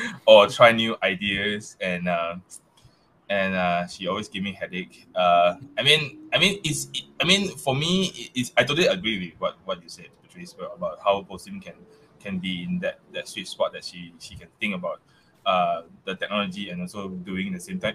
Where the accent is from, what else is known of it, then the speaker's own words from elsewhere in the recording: Malaysia; accent: Malaysia accent; English is a second language; I still have that that that Malaysia accent